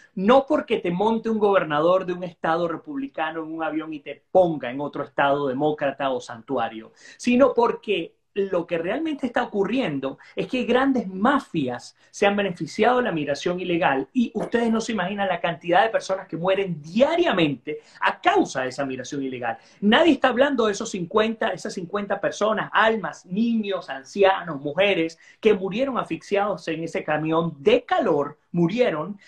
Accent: Guayana, Venezuela; now in Florida, United States; Yo soy de Guayana

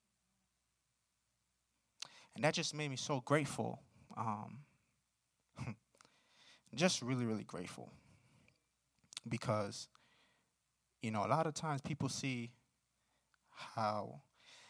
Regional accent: New York City, New York, United States; moved away; I grew up in Brooklyn. I'm from New York

